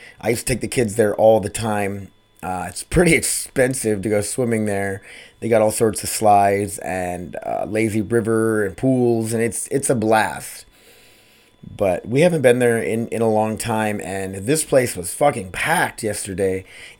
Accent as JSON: {"language": "English", "town": "Sioux Falls", "region": "South Dakota", "country": "United States", "tie": "born or raised there", "said": "We used to go to Wild Wild West growing up in Sioux Falls, South Dakota."}